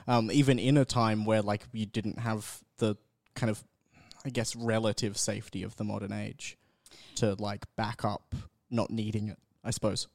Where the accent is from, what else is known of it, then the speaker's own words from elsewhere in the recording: North Queensland, Australia; I grew up in North Queensland.